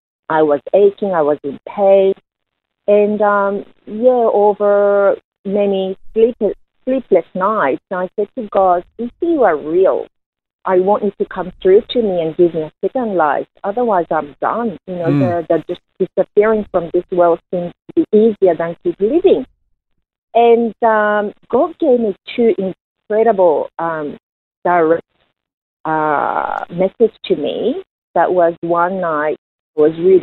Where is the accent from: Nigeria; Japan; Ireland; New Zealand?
Japan; I was born in Japan as a third generation Korean descendant. And when I was growing up in Japan